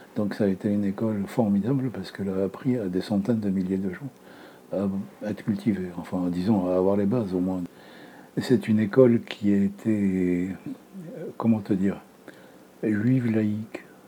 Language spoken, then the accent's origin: French; Beirut, Beirut Governorate, Lebanon; now in France; Je suis né à Beyrouth, au Liban, en 1941